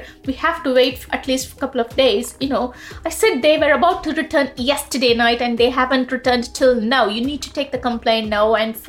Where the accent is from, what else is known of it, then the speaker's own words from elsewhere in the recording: India; moved away as an adult; now in United Kingdom; I was born in India and moved to UK in 2009 after I got married. And I've been living in UK since then.